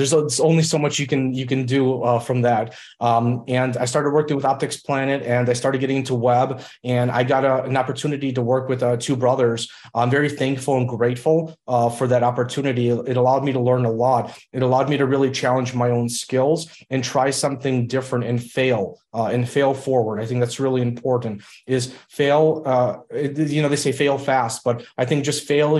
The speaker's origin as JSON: {"language": "English", "region": "Illinois", "country": "United States", "tie": "born or raised there", "second_language": "English", "said": "I grew up in Illinois, and we came over to the United States when I was about 3.5 years old"}